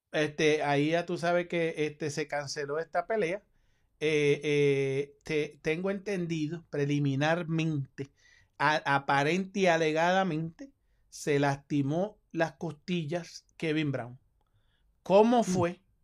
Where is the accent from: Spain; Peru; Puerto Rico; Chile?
Puerto Rico; yo soy boricua